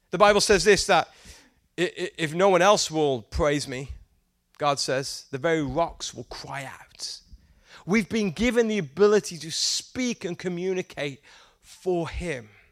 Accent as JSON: {"language": "English", "region": "England", "country": "United Kingdom", "moved": "yes", "said": "I'm from England and we don't eat very much Mexican food in England"}